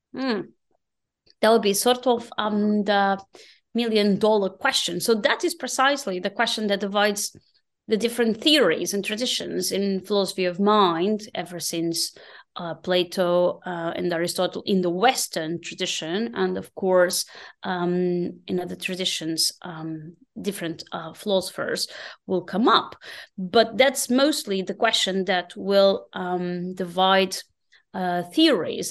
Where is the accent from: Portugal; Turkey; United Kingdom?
Portugal; moved away as an adult; now in Berlin, Germany; growing up in Portugal